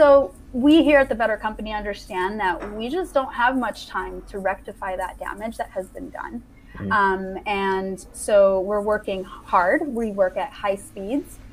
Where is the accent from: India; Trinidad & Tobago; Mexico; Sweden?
Mexico; I was born and raised in Mexico.